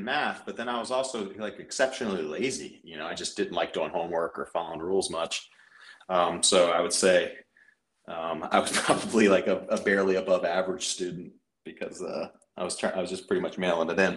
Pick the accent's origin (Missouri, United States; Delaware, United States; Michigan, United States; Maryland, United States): Maryland, United States; Frederick; I grew up in Frederick, Maryland.